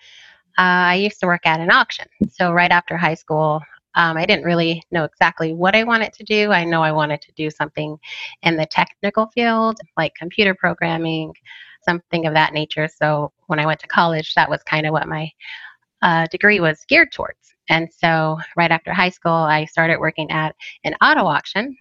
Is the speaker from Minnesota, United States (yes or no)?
no; Phoenix, Arizona, United States; also born or lived in Tempe; So I am a native of Arizona. I was born in Phoenix